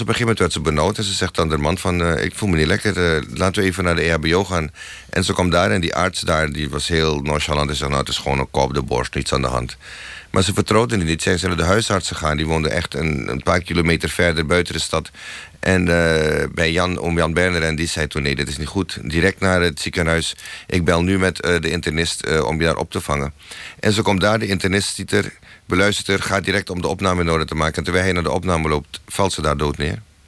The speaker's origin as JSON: {"language": "Dutch", "country": "Suriname", "tie": "born or raised there", "moved": "as an adult", "lives_now": "Netherlands", "said": "ik kwam uit Suriname"}